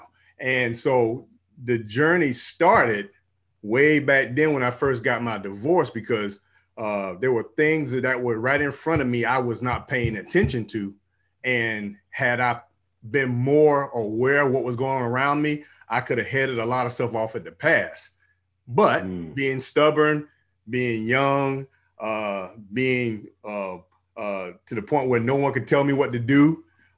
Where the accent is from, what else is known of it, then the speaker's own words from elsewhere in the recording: Savannah, Georgia, United States; now in Houston, United States; I'm from out here in Houston, Texas, you know, by way of the military, almost 24 years in the military, and born and raised in Georgia, Savannah, Georgia